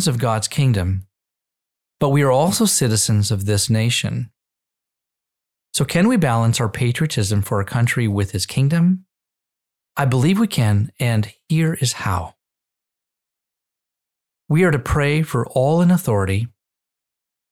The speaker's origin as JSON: {"language": "English", "country": "United States"}